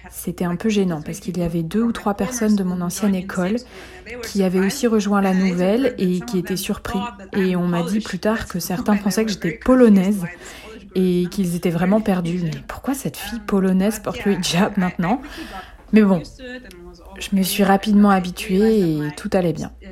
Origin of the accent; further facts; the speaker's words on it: Germany; je me sens européenne, je me sens allemande, et que c'est là que je vis, c'est mon pays d'origine